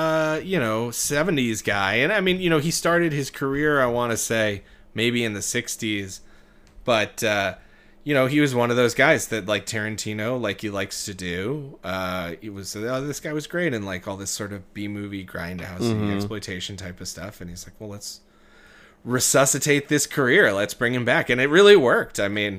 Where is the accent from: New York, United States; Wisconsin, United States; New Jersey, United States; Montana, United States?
Wisconsin, United States; Milwaukee; My hometown.